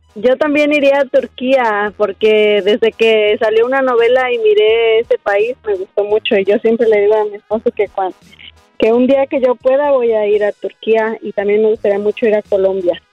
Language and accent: Spanish; Celaya, Guanajuato, Mexico; Yo soy de Celaya, Guanajuato